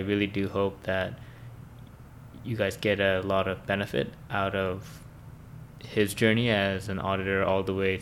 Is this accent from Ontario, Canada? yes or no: no; Vancouver, British Columbia, Canada; we both, I think, grew up in Vancouver prior to university